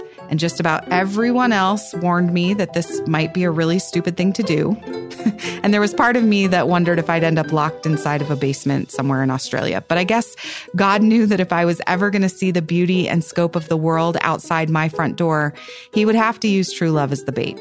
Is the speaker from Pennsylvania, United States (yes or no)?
yes; Pennsylvania, United States; also born or lived in West Virginia; Growing up in Pennsylvania